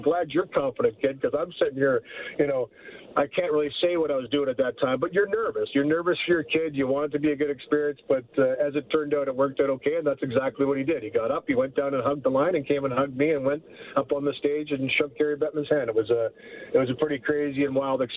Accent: Port Elgin, Ontario, Canada; I was roofing in my hometown of Port Elgin at the time

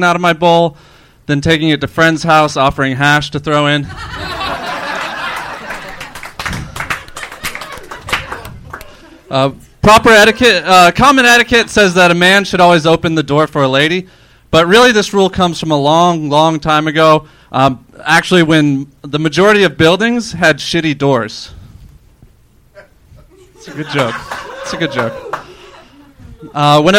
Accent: Orlando, Florida, United States; Florida, Orlando, Florida

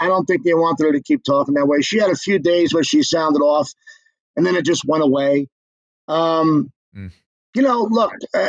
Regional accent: New York City, New York, United States; moved away as an adult; now in Los Angeles, United States; as a New Yorker, and even a guy who's lived in LA for 20 years

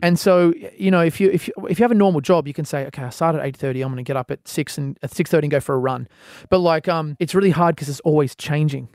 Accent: Australia; as an Australian artist

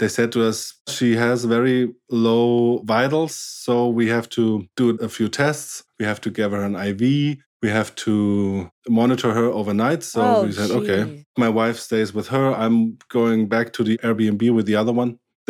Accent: Baden-Württemberg, Germany; English is a second language; I'm German, yes.

